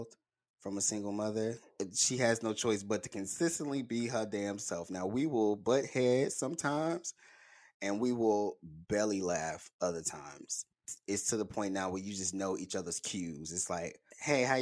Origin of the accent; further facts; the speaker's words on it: Birmingham, Alabama, United States; I'm from Birmingham